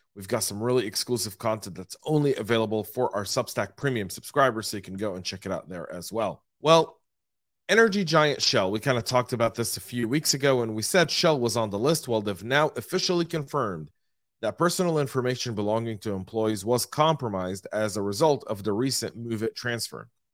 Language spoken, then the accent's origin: English; Louisville, Colorado, United States; my hometown of Louisville, Colorado